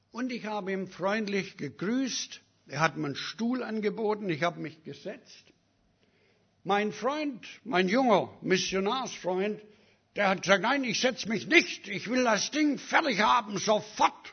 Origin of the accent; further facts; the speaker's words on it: Canada; now in Germany; Und ich habe ihm gesagt, ich bin aus Kanada, ich verdiene bessere Behandlung.